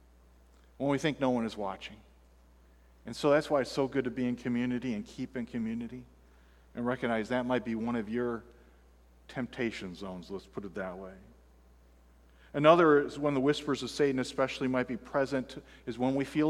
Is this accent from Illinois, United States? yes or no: yes; Fulton, Illinois, United States; born or raised there; moved away; also born or lived in Florida